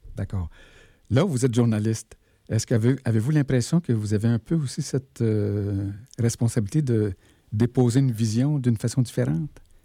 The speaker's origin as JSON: {"language": "French", "town": "Val-d'Or", "region": "Quebec", "country": "Canada", "tie": "born or raised there", "also_born_or_lived": "Malartic, Quebec", "said": "je suis né à Malartic et j'ai grandi à Bourlamac, qui est aujourd'hui qui s'appelle Val d'Or."}